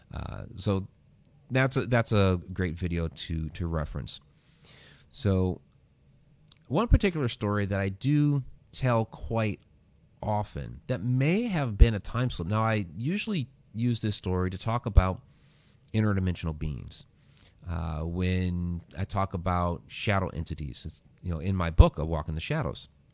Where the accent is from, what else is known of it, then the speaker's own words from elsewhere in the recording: Massachusetts, United States; when I was a child in Massachusetts